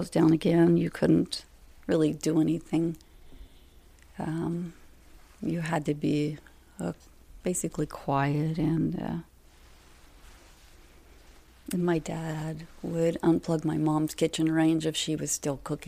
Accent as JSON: {"language": "English", "town": "Carthage", "region": "Missouri", "country": "United States", "tie": "born or raised there", "said": "I was born in raised around Carthage, Brooklyn Heights"}